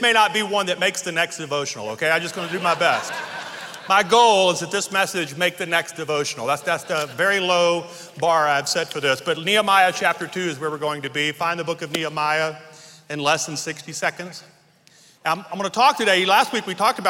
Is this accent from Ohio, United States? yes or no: no; Louisiana, United States; moved away as an adult; now in Colorado, United States; the Lord would bring me to Colorado, a Louisiana kid. I was raised on the Marshall Highway.